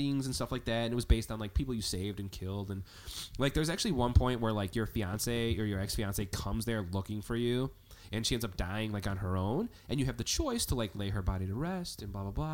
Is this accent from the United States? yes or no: yes; Chicago, Illinois, United States; We're from Chicago